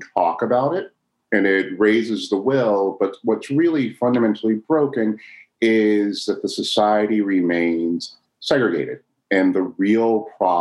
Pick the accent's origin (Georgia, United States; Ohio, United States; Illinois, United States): Illinois, United States; Chicago; I was born in Chicago in the 70s